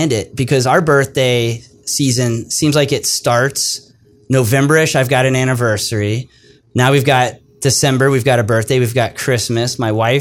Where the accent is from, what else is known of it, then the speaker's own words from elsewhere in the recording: Jupiter, Florida, United States; I'm originally from Florida. I grew up on the beautiful beaches of Jupiter, Florida